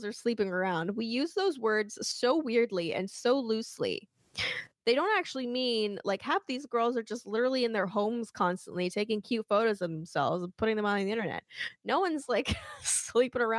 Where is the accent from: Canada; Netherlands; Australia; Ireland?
Canada; I'm Canadian